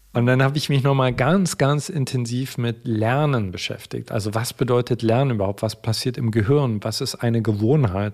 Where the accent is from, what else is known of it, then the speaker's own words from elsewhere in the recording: East Germany, Germany; Ich bin im Osten groß geworden